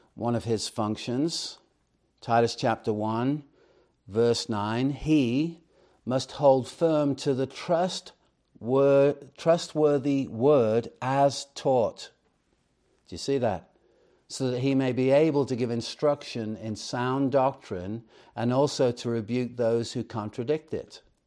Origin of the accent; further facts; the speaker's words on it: Chester, North West England, United Kingdom; I grew up in Chester, England